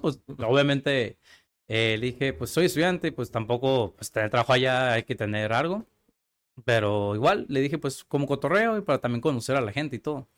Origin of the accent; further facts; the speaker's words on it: Tijuana, Baja California, Mexico; Yo nací aquí en Tijuana, Baja California. Soy totalmente tijuanense, totalmente mexicano